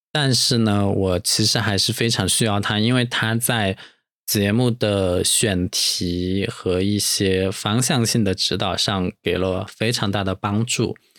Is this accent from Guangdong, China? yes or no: no; Dujiangyan, Sichuan, China; now in Chengdu, China; 都江堰就是在成都 附近的一个卫星城市，我出生的地方也是我长大的地方